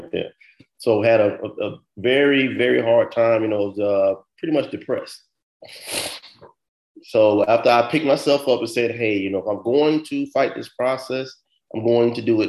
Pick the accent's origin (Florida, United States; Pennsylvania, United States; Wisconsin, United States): Florida, United States; moved away; also born or lived in New York / New Jersey; I'm from Florida.